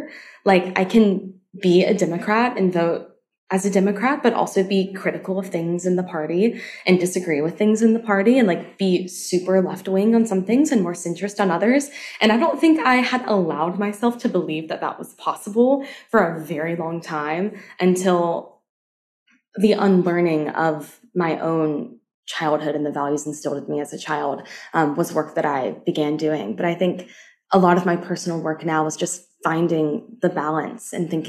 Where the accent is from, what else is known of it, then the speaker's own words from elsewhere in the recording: the South, United States; I have lots of friends who had a very similar childhood to me, as growing up in the South, unlearning a lot of that type of purity, modesty culture